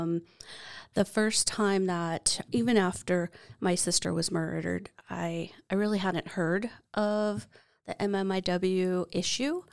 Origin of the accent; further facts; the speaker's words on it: Yakama Reservation, Washington, United States; I grew up on the Yakima Reservation and in the Rock Creek Longhouse